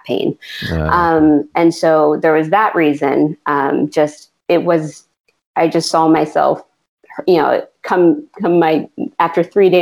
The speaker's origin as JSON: {"language": "English", "region": "Pennsylvania", "country": "United States", "tie": "born or raised there", "moved": "yes", "lives_now": "Orlando, United States", "said": "I grew up in Pennsylvania, which is 16 hours north of where I live now in Orlando."}